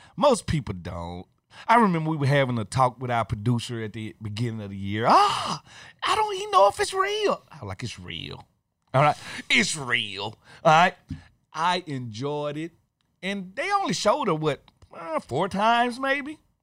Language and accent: English; Jackson, Mississippi, United States; I'm from Jackson, Mississippi. My high school is within walking distance of Jackson State.